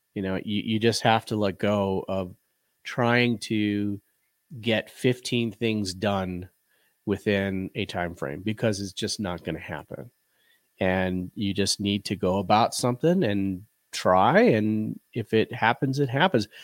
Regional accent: Chicago, Illinois, United States; moved away as an adult; now in western Colorado, United States; we both were born and bred in the Chicagoland area and lived the majority of our lives there

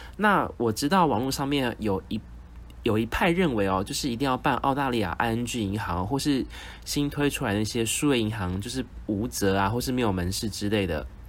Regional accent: Taiwan; 我们也不是澳洲人，我们是台湾人嘛

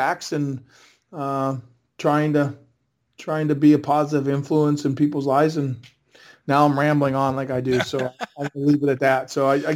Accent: Winnipeg, Manitoba, Canada; I grew up in Winnipeg

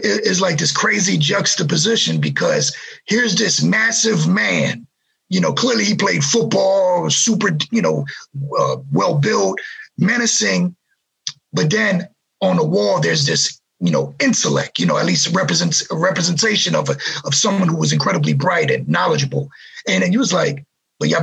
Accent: New York City, New York, United States; growing up in New York City during this torrid, horrible representation of poverty, degradation, drugs, crime, and no one cared about us

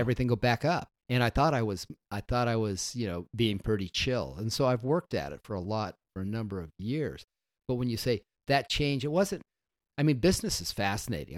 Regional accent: Las Vegas, Nevada, United States; moved away; I grew up in Las Vegas, Nevada

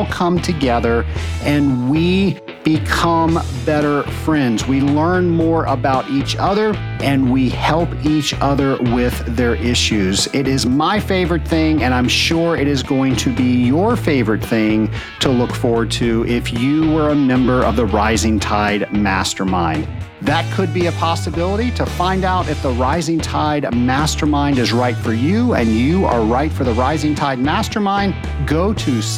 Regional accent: Richmond, Virginia, United States; I'm from Richmond, Virginia, and Edgar Allan Poe lived in Richmond, Virginia. So we had a Poe Museum

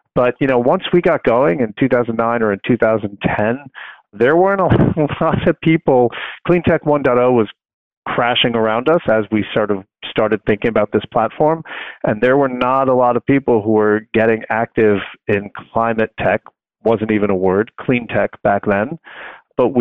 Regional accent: Long Island, New York, United States; I grew up on Long Island, and I went to school in New York City

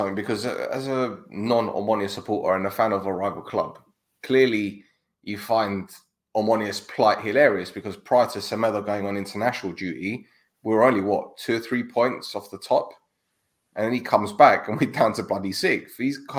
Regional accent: London, United Kingdom; I'm from North London, man. We're multicultural.

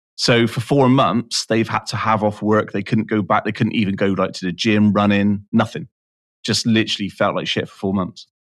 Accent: United Kingdom; I'm I'm British

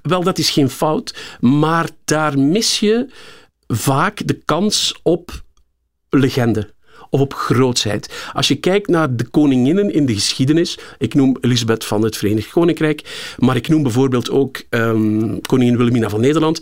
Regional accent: Cairo, Cairo Governorate, Egypt; born or raised there; moved away

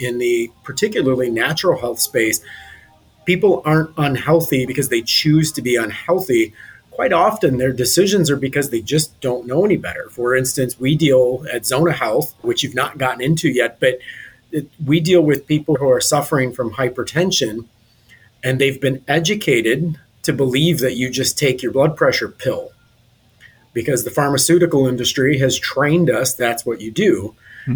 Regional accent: Detroit, Michigan, United States; moved away as an adult; now in Fort Lauderdale, United States; I'm originally from Detroit

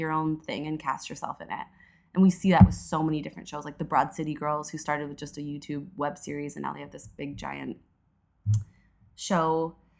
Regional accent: Edmonton, Alberta, Canada; moved away as an adult; now in Toronto, Canada; I was born and raised in Edmonton, Alberta

